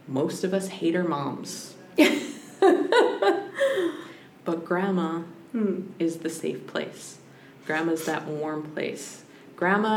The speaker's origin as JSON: {"language": "English", "town": "Squamish", "region": "British Columbia", "country": "Canada", "tie": "born or raised there", "moved": "yes", "lives_now": "Brentwood Bay, Canada", "said": "growing up in Skolmish"}